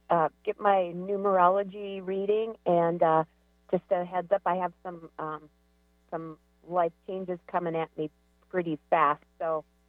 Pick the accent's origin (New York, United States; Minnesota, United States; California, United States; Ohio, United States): Minnesota, United States; now in Seattle, United States; I've lived in Seattle for 16 years, and I found myself unemployed for the last 9 months, and then I landed a job back in my home state of Minnesota.